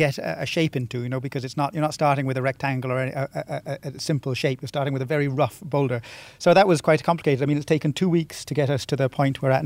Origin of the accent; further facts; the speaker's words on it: Ballintubber, Munster, Ireland; I grew up in Ballintubber